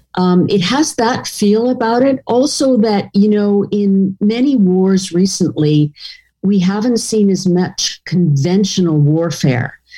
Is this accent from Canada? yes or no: yes; Canada; us as Canadians